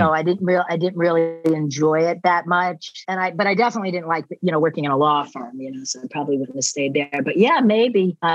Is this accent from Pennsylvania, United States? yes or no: yes; Philadelphia, Pennsylvania, United States; accent: hybrid of Philadelphia and Boston; now in Boston, United States; Yeah, I have this like crazy hybrid of Philadelphia and Boston that voice recognition cannot